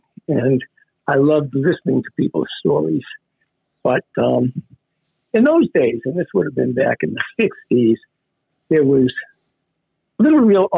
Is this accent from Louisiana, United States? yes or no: no; Weymouth, Massachusetts, United States; also born or lived in Boston; Weymouth was my home turf, you know, born in Boston. But when I was very young, my family moved down to the South Shore